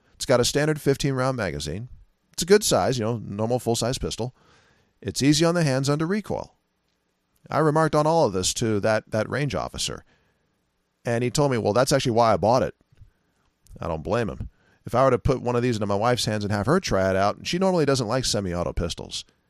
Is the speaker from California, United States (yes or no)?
yes; California, United States; California. That's my home state